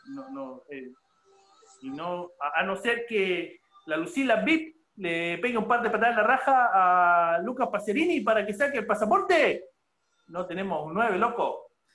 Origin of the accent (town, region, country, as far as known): Chile